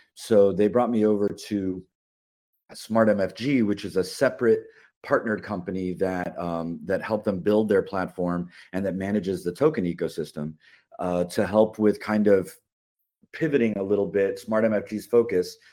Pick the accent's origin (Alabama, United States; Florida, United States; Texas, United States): Florida, United States; Miami; opened a makerspace in my hometown of Miami